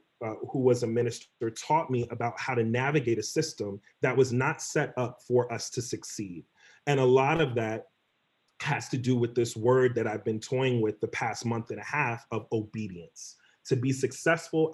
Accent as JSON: {"language": "English", "town": "New York City", "region": "New York", "country": "United States", "tie": "born or raised there", "also_born_or_lived": "Elmont, New York", "said": "I grew up in New York. And grew up in various communities, Jamaica, Queens, Elmont, New York, the Bronx, Brooklyn"}